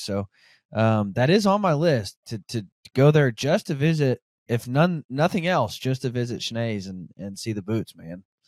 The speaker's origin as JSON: {"language": "English", "region": "Northwest Arkansas", "country": "United States", "moved": "yes", "lives_now": "Kansas, United States", "said": "I'm from Arkansas, um, Northwest Arkansas"}